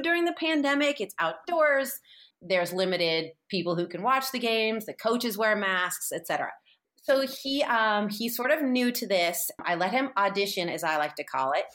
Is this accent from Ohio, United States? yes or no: no; San Francisco, California, United States; I'm from San Francisco and, like, had hippie parents